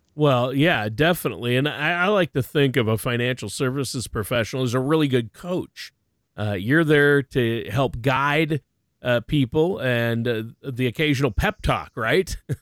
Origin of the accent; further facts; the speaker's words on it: Minnesota, United States; I was born and raised in Minnesota